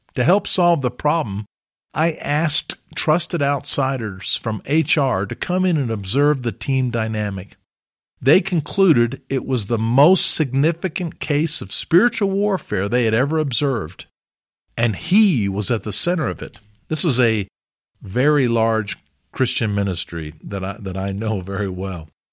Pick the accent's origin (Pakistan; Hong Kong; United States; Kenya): United States; Alabama; I grew up in Alabama